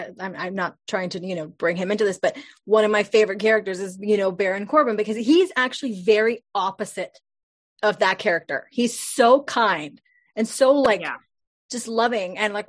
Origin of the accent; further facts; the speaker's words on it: Canada; she's Canadian, I'm Canadian.